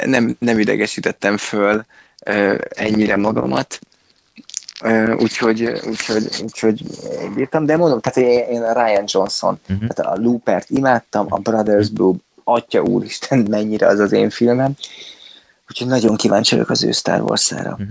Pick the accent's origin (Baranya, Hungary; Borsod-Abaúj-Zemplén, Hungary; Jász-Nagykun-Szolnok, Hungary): Borsod-Abaúj-Zemplén, Hungary; Miskolc; nem is budapesti vagyok, hanem miskolci